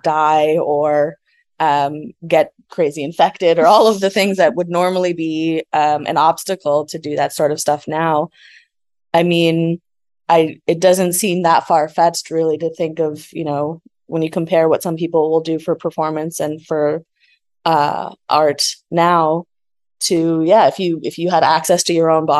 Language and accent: English; Canada; being Canadian also